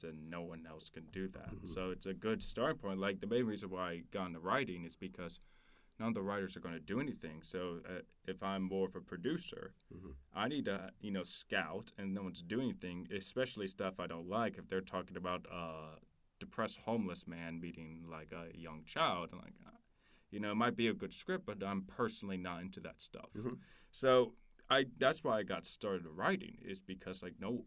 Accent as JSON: {"language": "English", "region": "Louisiana", "country": "United States", "tie": "born or raised there", "said": "I'm from Louisiana"}